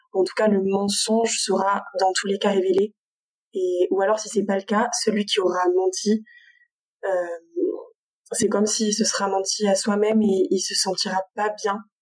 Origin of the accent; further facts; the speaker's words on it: Avignon, Provence-Alpes-Côte d'Azur, France; now in Marseille, France; je suis originaire d'Avignon